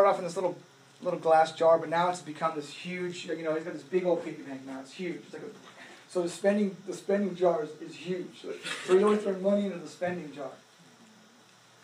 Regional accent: United States; as an American, especially as a Christian

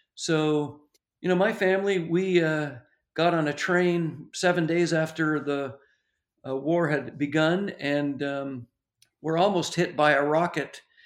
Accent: Ontario, Canada; I, I grew up in the Churches of Christ, and a little church in Ontario

